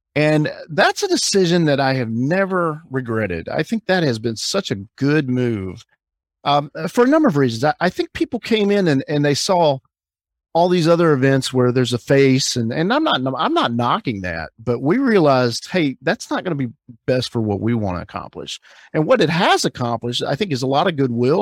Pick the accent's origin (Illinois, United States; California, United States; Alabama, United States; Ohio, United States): Alabama, United States; moved away as an adult; also born or lived in Hawaii / Orlando; now in Fort Lauderdale, United States; I grew up in Alabama, I grew up in the South